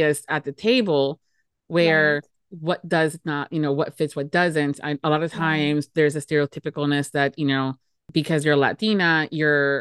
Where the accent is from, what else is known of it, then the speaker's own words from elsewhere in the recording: United States; as a first generation American